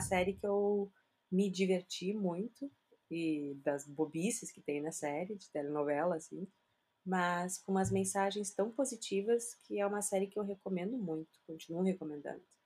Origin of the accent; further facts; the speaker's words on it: South Region, Brazil; eu moro aqui no Brasil, sou brasileira, casada com brasileiro